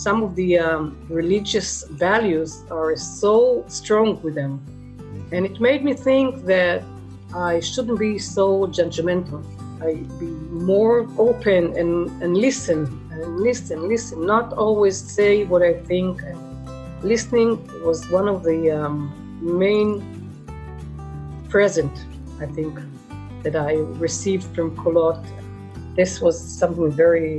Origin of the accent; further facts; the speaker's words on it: Israel; now in Negev, Israel; I was born and raised in Kibbutz Palachim and left to the Negev at the age of 35.